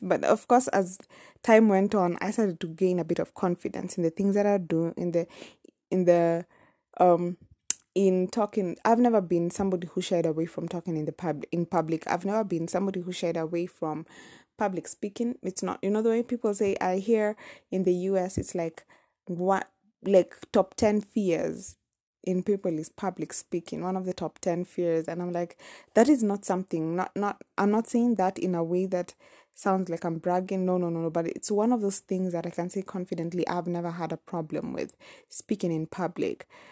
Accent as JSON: {"language": "English", "region": "Nairobi", "country": "Kenya", "tie": "born or raised there", "first_language": "Kamba", "second_language": "English", "said": "I was actually born in Nairobi, in the capital city of Kenya"}